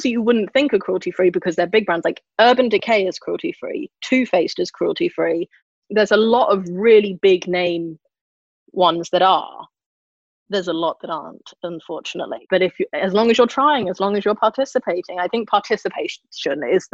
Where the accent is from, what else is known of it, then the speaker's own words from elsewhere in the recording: London, United Kingdom; I grew up near Battersea Dogs Home